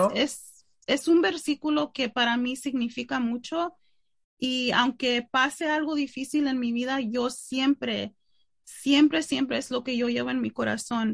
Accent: Mexico; yo soy mexicana

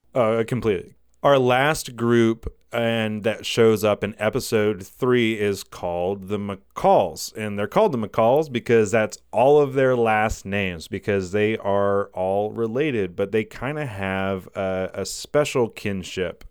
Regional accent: Walhalla, South Carolina, United States; I grew up here in South Carolina. I grew up, uh, in little old town called Wahala.

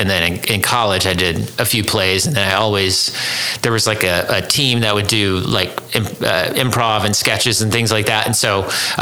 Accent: Dallas, Texas, United States; moved away; I grew up in Dallas

